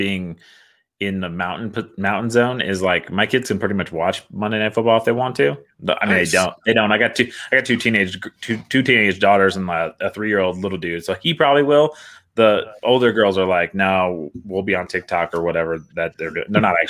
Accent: East Coast, United States; because I grew up on the East Coast, mostly being a military brat.

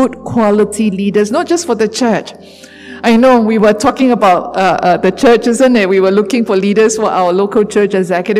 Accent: Sarawak, Malaysia; I'm a Malaysian. I'm a Sarawakian.

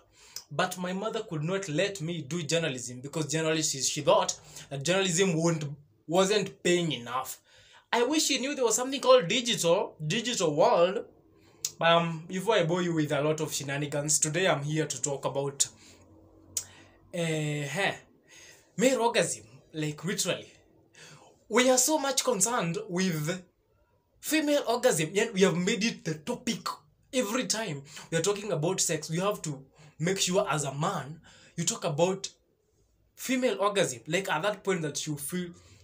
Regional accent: Kenya; I'm a Kenyan. Yes, that is true. I am a full Kenyan

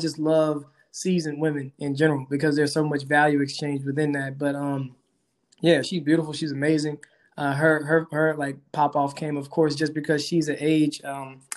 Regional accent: Helena, Arkansas, United States; moved away as an adult; also born or lived in Fayetteville, Arkansas; I grew up in Helena, Arkansas, Southeast Arkansas, poor, underrepresented area

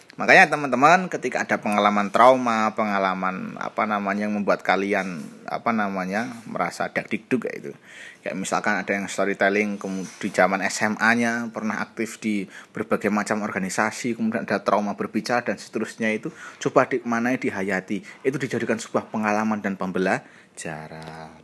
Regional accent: Java, Indonesia; sebagai orang Jawa

